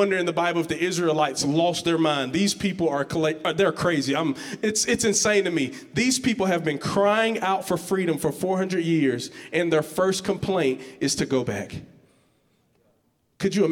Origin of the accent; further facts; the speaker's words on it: Georgetown, Georgia, United States; I'm from this place called Georgetown, Georgia